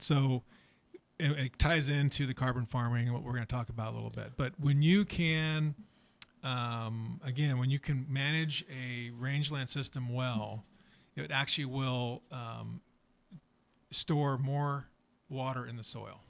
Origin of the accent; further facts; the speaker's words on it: Walnut Creek, California, United States; I grew up in Walnut Creek